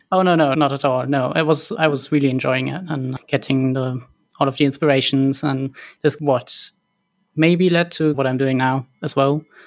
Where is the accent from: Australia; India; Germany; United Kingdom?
Germany; Cologne, North Rhine-Westphalia; I was born and raised in Cologne